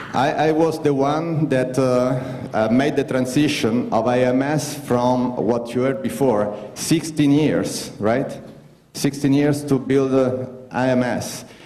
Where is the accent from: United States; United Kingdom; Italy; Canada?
Italy; English is a second language